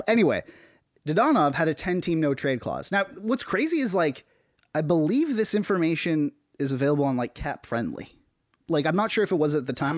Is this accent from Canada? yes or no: yes; Canada